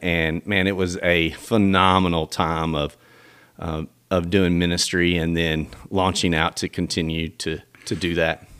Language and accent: English; Millington, Tennessee, United States; also born or lived in Memphis, Tennessee; I grew up in, in uh, town right outside of, of Memphis, little suburb called Millington, Tennessee.